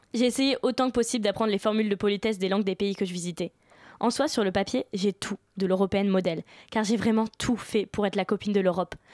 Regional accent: France; moi je suis française

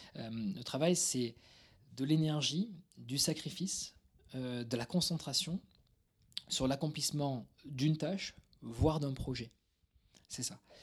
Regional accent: Toulouse, Occitania, France; c'est euh, banlieue toulousaine. je suis toulousain d'origine

